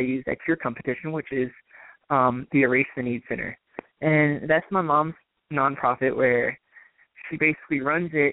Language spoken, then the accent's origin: English; Virginia, United States; my home state, Virginia